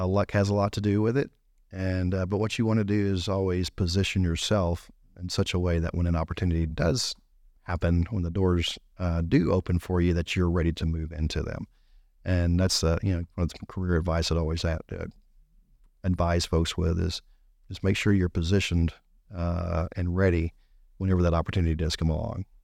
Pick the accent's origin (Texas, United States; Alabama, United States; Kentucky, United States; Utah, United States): Texas, United States; Gonzales; also born or lived in Belmont, Texas; I grew up here in Gonzales my en-, you know, or in Gonzales my entire life